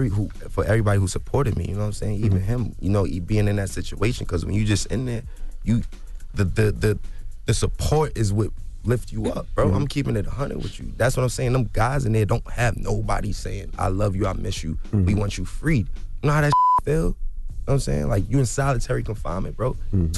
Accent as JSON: {"language": "English", "region": "New York", "country": "United States", "said": "I experienced injustice here in the United States my whole life, bro. I'm from Harlem."}